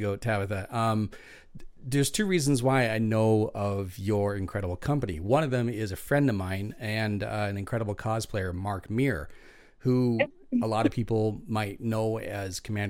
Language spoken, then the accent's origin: English; Prince George, British Columbia, Canada; my hometown of Prince George